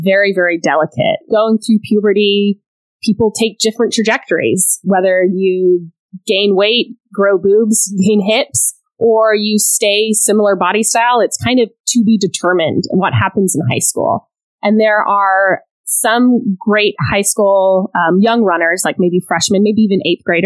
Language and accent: English; Austin, Texas, United States; also born or lived in Scotland / Geneva, Switzerland; now in Houston, United States; moved to Austin, Texas when I was in the third grade